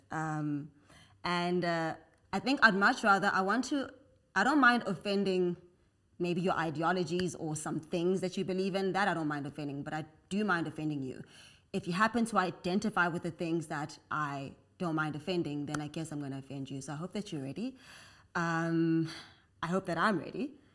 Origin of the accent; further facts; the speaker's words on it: South Africa; So I'm African, I'm South African